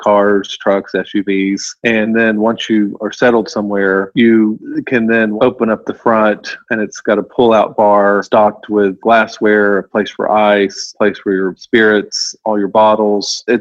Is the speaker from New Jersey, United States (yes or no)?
no; Arkansas, United States; now in New York, United States; I'm from Arkansas, so it would be silly if I ever try to be pretentious because I'm from the sticks